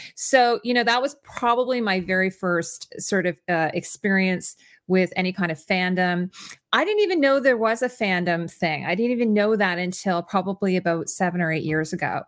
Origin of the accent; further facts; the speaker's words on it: Canada; I always have to mention that I'm Canadian